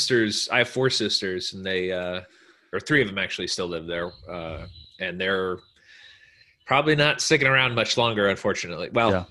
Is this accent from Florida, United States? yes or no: no; Placerville, California, United States; also born or lived in Virginia Beach, Virginia; now in Arlington, United States; And then I grew up in Sacramento area, up in the foothills.